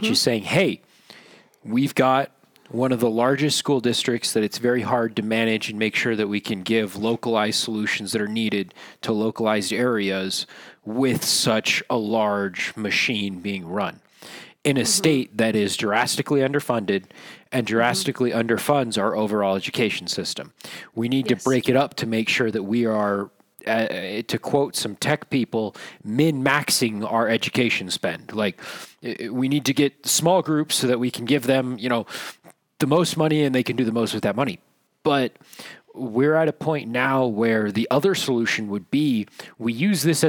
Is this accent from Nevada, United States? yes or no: yes; northern Nevada, United States; As a northerner